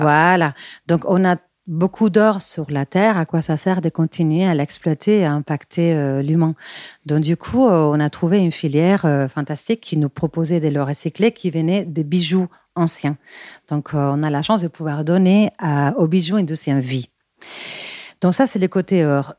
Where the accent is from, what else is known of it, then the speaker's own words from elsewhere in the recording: Bilbao, Basque Country, Spain; French is a second language; moved away as an adult; now in Paris, France; je suis espagnole de Bilbao. Mais bon, je suis aussi parisienne car, car j'habite à Paris depuis. Euh, euh, presque 17 ans